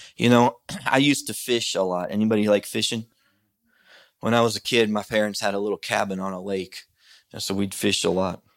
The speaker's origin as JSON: {"language": "English", "country": "United States", "tie": "born or raised there", "said": "I grew up in Christian America"}